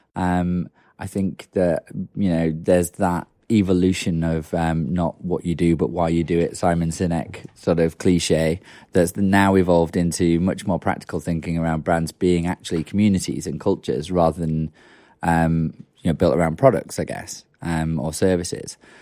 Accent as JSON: {"language": "English", "region": "Yorkshire and the Humber", "country": "United Kingdom", "said": "I'm from Yorkshire and it's pretty cynical"}